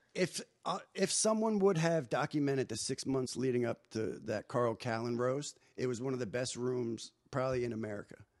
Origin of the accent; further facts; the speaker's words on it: New Jersey, United States; moved away as an adult; also born or lived in Hollywood; I'm unfiltered kid from New Jersey at the time, twenty-two years old